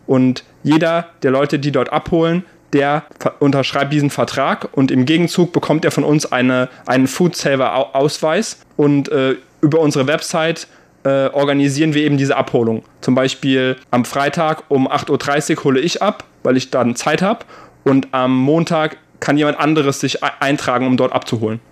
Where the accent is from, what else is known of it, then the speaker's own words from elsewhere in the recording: Germany; moved away as an adult; now in Taiwan; bei uns in Deutschland